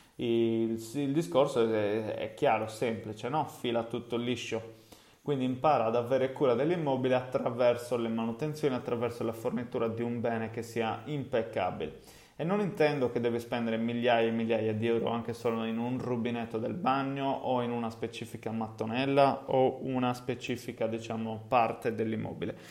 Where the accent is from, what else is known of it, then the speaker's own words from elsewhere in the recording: Cagliari, Sardinia, Italy; accent: Sardinian (Cagliari); also born or lived in England; Perché Cagliari? Ovviamente, eh, come si deduce da, dal mio accento, è il posto in cui insomma effettivamente vivo